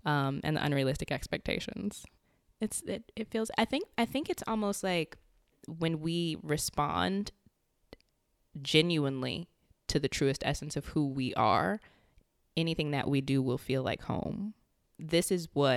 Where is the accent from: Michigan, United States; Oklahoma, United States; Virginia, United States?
Virginia, United States; Richmond; also born or lived in Maryland; now in Arlington, United States; I'm originally from Richmond